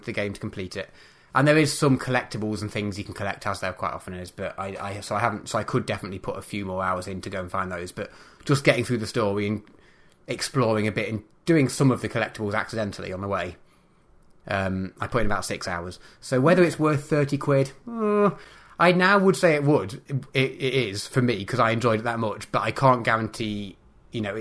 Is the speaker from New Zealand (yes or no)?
no; United Kingdom; being British